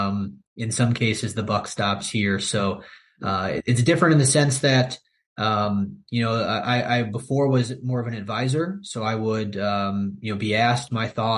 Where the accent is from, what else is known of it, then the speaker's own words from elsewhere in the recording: Valparaiso, Indiana, United States; also born or lived in Chicago; to live and to work here back in my hometown